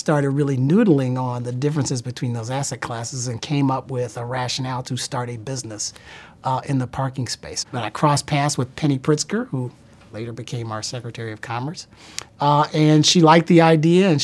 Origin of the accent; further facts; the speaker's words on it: Columbus, Ohio, United States; moved away; also born or lived in Chicago; I was born in Columbus, Ohio